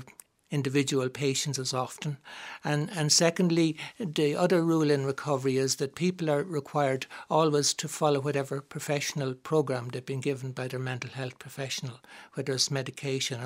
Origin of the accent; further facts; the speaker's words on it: Dublin, Leinster, Ireland; I grew up in Drumcondra